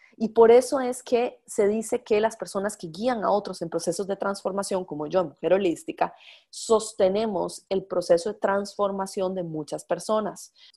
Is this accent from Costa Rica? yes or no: yes; Costa Rica; yo soy de Costa Rica